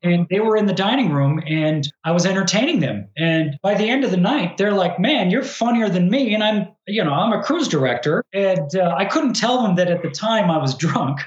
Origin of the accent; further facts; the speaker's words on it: United States; just being American